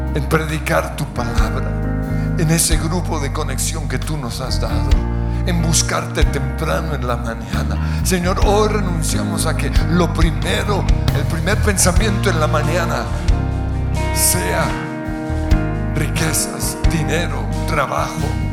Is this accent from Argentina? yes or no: no; Colombia; Te pedimos perdón como colombianos